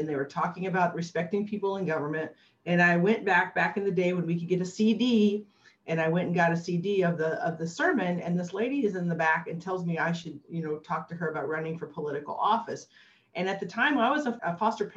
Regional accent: Illinois, United States; moved away; I grew up in Illinois in a state and most of our governors had gone to jail.

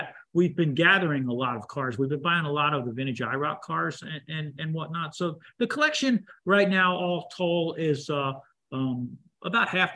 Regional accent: the North, United States; I'm from the North

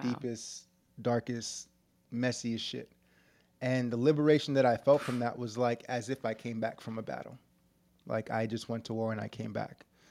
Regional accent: New York City, New York, United States; When I was, like, seven years old, I was growing up in New York City in the hood

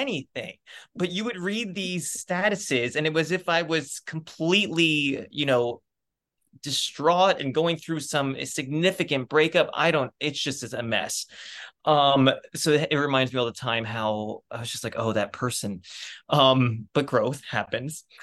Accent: Reading, Pennsylvania, United States; moved away; grew up outside of Reading, Pennsylvania, which is about an hour north west of Philadelphia

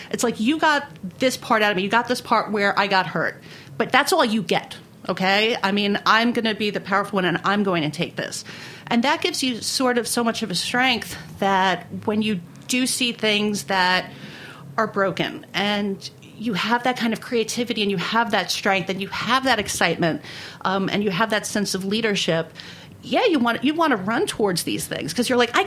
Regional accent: New York City, New York, United States; accent: Brooklyn; we grew up in South Brooklyn

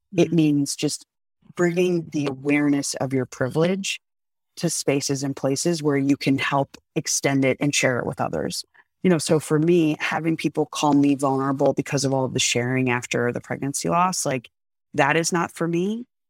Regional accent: United States; I'm still an American

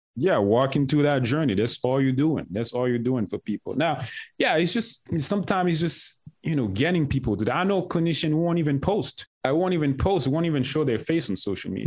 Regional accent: Haiti; moved away; I'm from Haiti

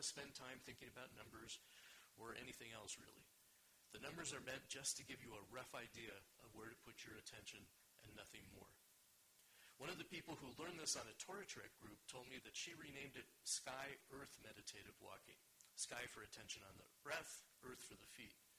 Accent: Los Angeles, California, United States; moved away as an adult; also born or lived in Israel; I grew up in California, in Los Angeles, but lived in Israel for 15 years

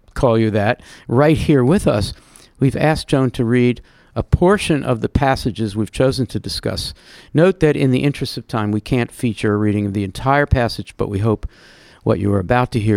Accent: New Jersey, United States; moved away; I'm from New Jersey

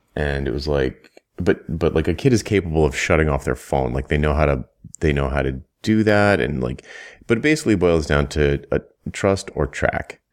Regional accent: United States; growing up in the United States

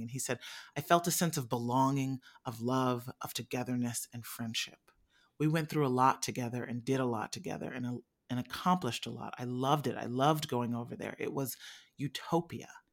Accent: Midwest, United States; I was born in the Midwest

